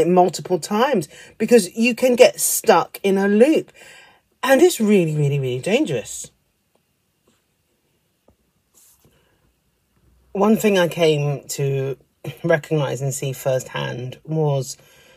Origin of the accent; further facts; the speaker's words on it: United Kingdom; being a British person